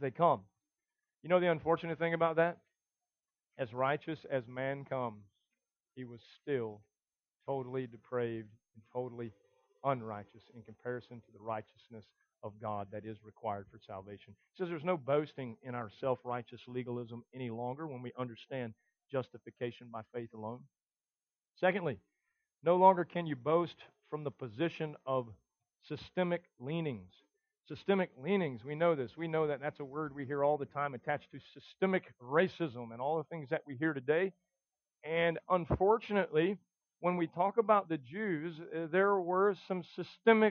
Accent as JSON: {"language": "English", "region": "the South", "country": "United States", "said": "us guys in the South"}